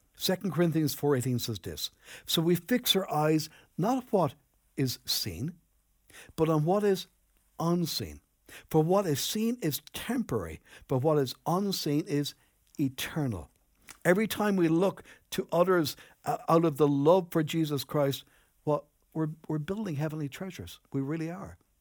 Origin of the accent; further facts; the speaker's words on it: Enniscorthy, Leinster, Ireland; moved away as an adult; also born or lived in Newbridge, County Kildare; I grew up in Anniscorthy